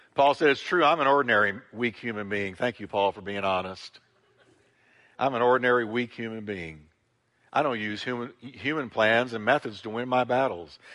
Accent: United States; As an American, I'm subject to American laws

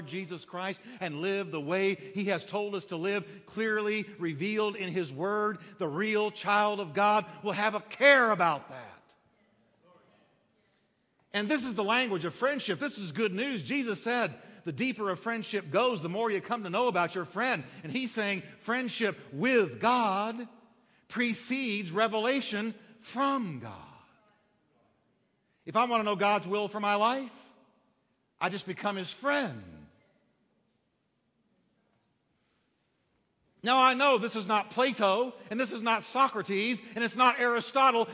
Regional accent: Texas, United States; I'm Texan.

